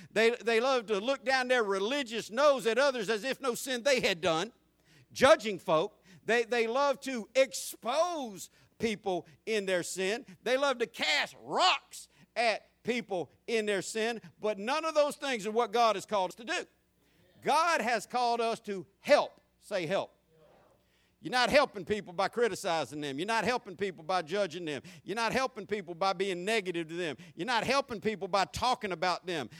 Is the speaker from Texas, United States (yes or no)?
no; Jacksonville, Florida, United States; I grew up in Jacksonville in the, in the 70s and 80s as a teenager in both those decades.